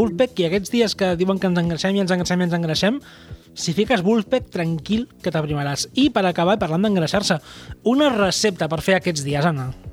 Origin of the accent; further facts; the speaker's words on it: Tarragona, Catalonia, Spain; a mi com a tarragoní